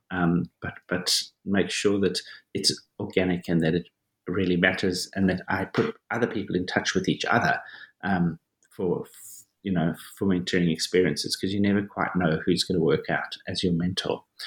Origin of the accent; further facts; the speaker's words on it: Johannesburg, Gauteng, South Africa; I was born and I grew up in South Africa, in Johannesburg, South Africa